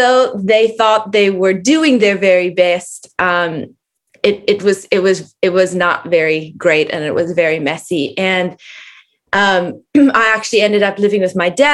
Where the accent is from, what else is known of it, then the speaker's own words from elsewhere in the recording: South Africa; I grew up in South Africa